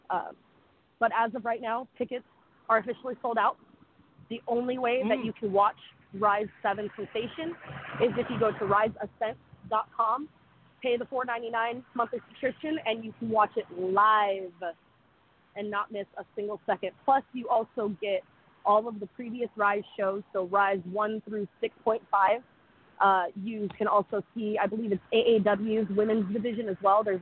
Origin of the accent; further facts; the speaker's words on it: Canada; I'm Canadian, so forgive me for like any of the territories or anything like that.